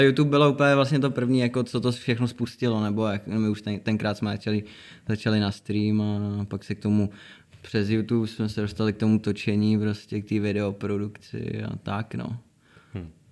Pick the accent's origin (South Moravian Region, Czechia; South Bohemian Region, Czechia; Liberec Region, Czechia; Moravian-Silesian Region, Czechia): Liberec Region, Czechia; Nový Bor; moved away as an adult; now in Prague, Czechia; my jsme měli předtím dvě studia, to bylo u nás v Boru na severu, kde jsme jako náš hud. A tři roky zpátky jsme se přestěhovali do Prahy